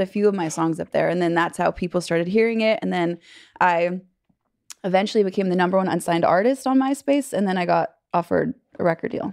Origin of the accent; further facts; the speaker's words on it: California, United States; moved away as an adult; now in Nashville, United States; I grew up in California